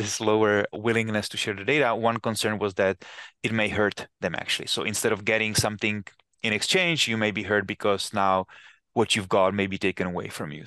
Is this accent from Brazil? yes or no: no; Czechia; moved away as an adult; now in United States; I come from Czech Republic, and I remember when a while ago I went back to my hometown, which is very small hometown